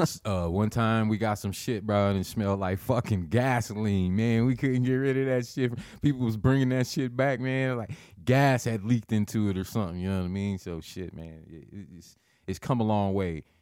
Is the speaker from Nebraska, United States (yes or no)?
yes; Lincoln, Nebraska, United States; I'm born and raised in Lincoln